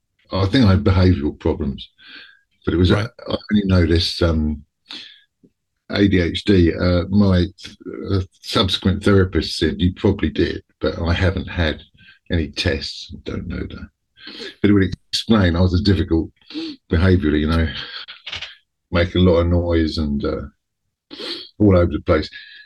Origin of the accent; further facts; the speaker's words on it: New Zealand; born there; I was born in New Zealand in 1964, which was a different era completely